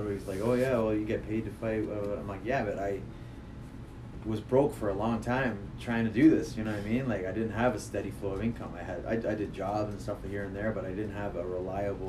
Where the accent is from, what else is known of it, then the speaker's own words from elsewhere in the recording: Hamilton, Ontario, Canada; I'm from Hamilton